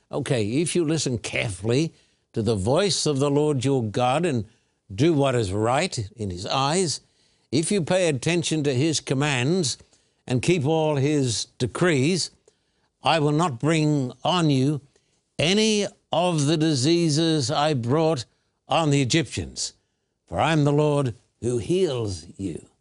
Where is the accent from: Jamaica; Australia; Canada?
Australia; I was born and bred in Australia